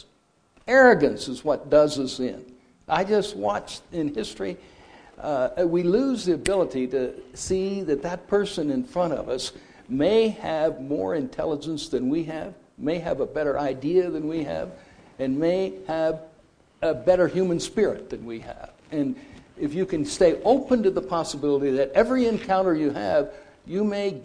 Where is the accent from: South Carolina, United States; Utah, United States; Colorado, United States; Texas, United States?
Colorado, United States; Holly; I'm from Holly, Colorado